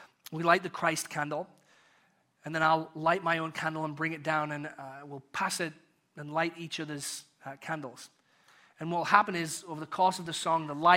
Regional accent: United Kingdom; accent: British; my British accent

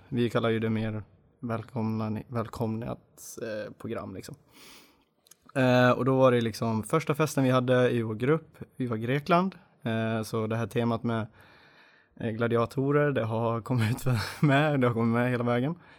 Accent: Dalarna County, Sweden; moved away; jag är från början dalmas, det hoppas jag hörs.

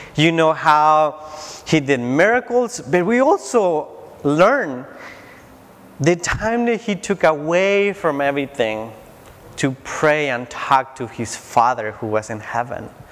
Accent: Tijuana, Baja California, Mexico; moved away; I grew up in Tijuana, Mexico

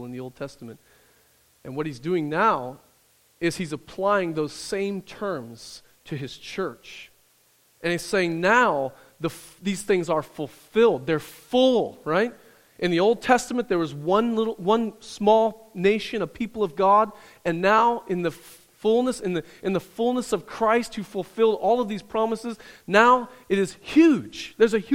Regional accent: Midwest, United States; where I grew up in the Midwest.

